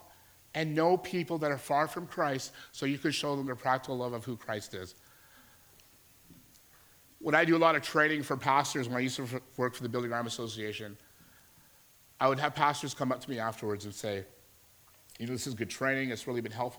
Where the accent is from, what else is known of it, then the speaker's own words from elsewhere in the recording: Alberta, Canada; moved away as an adult; I'm from Alberta. Just moved here to work at a church.